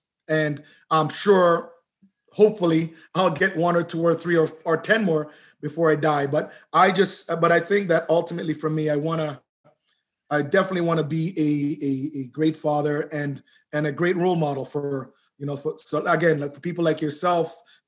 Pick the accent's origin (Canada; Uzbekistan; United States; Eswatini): Canada; I love being Canadian, but I'm going to lay it down.